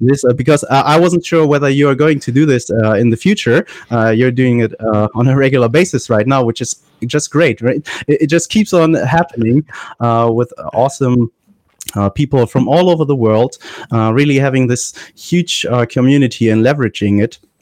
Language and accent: English; Germany; I'm from Germany